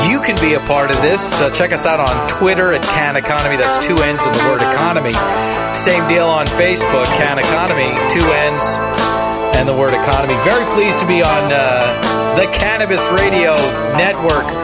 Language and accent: English; New York, United States; I'm making fun of myself being a New Yorker.